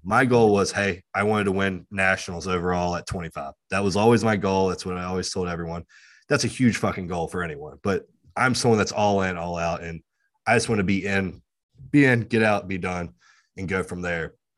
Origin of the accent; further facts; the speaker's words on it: West Virginia and Virginia, United States; I'm from West Virginia and Virginia